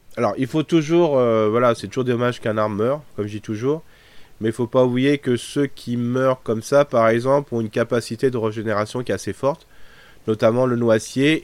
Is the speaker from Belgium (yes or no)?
no; France; chez nous en France